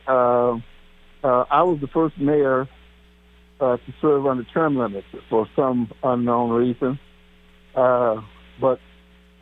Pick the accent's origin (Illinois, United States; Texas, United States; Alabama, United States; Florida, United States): Texas, United States; Wichita Falls; moved away as an adult; also born or lived in Waxahachie, Texas; now in Kansas City, United States; I'm a native of Texas. I was born in Waukesha, Texas, 26 minutes from downtown Dallas, and graduated from high school in Wichita Falls, Texas.